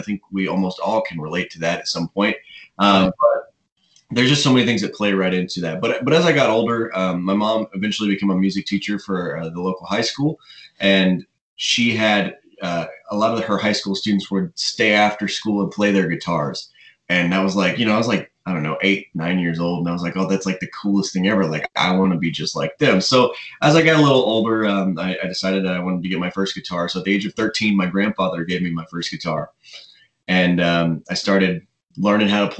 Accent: Nashville, Tennessee, United States; I grew up in East Nashville and in the suburbs of Nashville.

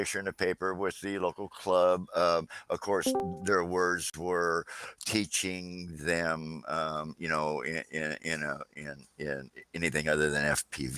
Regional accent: Port Angeles, Washington, United States; here in my hometown of Port Angeles

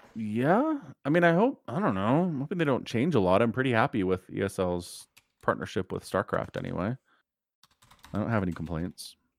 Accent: United States; As an American

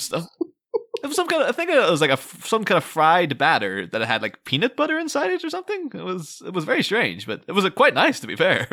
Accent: Ireland; moved away; I'm coming from Ireland

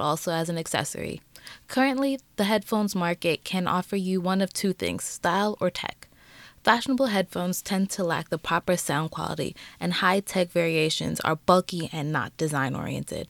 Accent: New York City, New York, United States; we come from Queens.

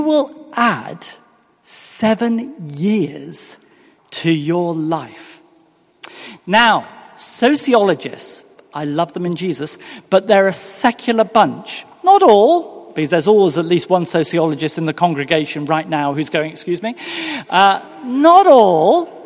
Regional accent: England, United Kingdom; moved away as an adult; now in Virginia, United States; I am, in actual fact, from England. I'm one of many people who've made the journey across the Atlantic

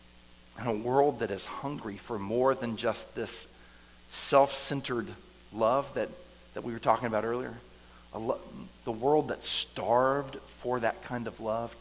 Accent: the South, United States; I grew up here in the South

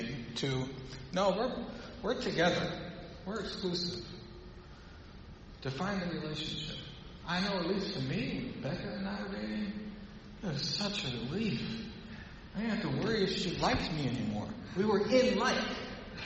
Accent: Mid-South, United States; I like to say Baal because I grew up in the Mid-South, and that's how we talk

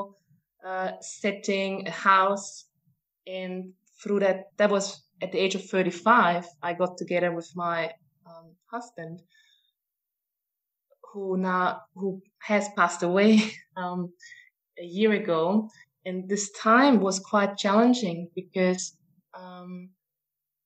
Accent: Austria; moved away as an adult; also born or lived in New Zealand; I'm from Austria, and I moved to New Zealand maybe in 2006

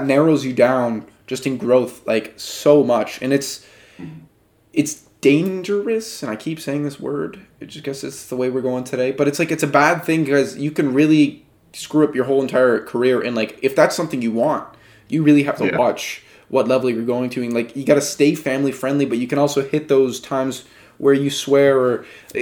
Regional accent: Canada; we're Canadian

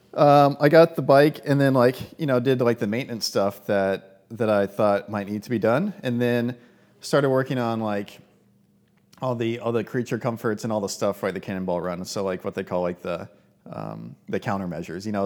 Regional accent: East Texas, United States; I grew up in East Texas.

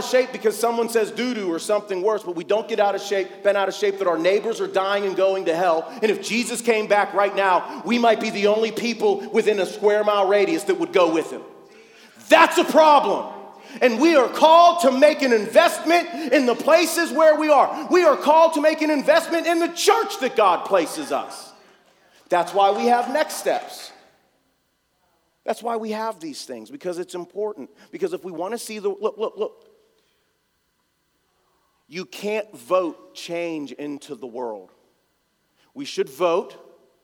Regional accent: North Braddock, Pennsylvania, United States; I'm from here. I grew up in North Braddock, and I wasn't a Christian

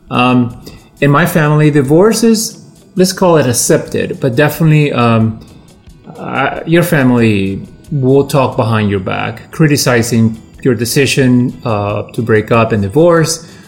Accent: Peru; now in Washington, United States; I'm a creative professional living in the uh, Washington, D.C. Uh, area. I'm originally from Peru, but I have lived in this area for most of my life.

